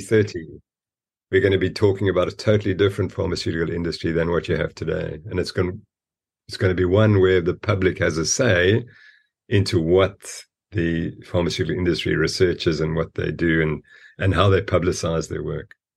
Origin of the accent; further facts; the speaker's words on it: Zimbabwe; now in South Africa; I was born in Rhodesia, Zimbabwe, which had fantastic ranches